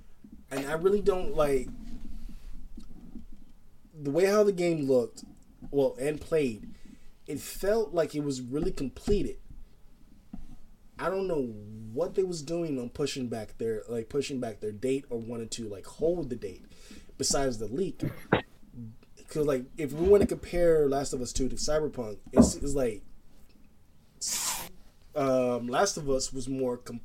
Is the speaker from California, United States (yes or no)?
yes; Los Angeles, California, United States; This is my home state, and this is my city